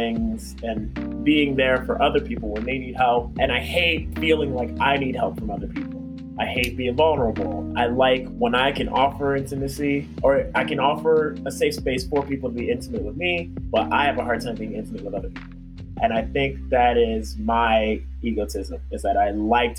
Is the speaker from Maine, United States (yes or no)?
no; Maryland, United States; also born or lived in Ghana; my brother and I were born and raised in Maryland